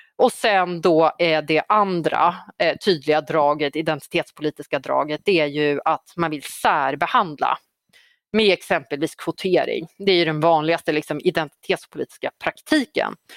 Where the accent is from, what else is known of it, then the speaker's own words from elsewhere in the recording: Uppsala, Uppsala County, Sweden; Gottsunda i, eh, där jag växte upp i, i några år under tonåren